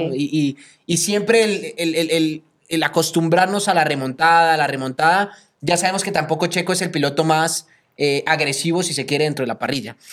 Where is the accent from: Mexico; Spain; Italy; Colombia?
Colombia; yo como colombiano